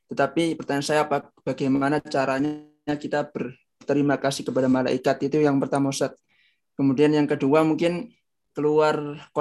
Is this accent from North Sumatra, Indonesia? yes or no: no; Lamongan, East Java, Indonesia; Ustadz asal saya Lamongan.